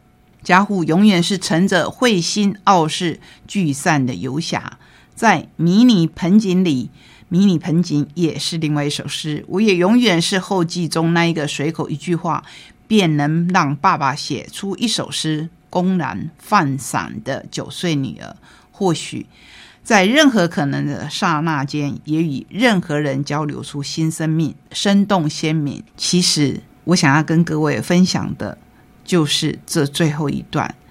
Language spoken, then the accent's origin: Chinese; Taiwan; 我们台湾人。